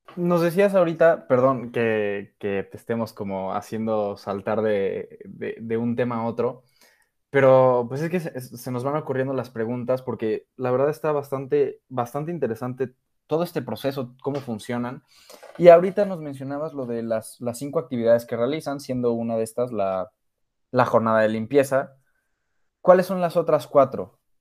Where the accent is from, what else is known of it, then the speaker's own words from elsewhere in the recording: Mexico; nosotros somos de México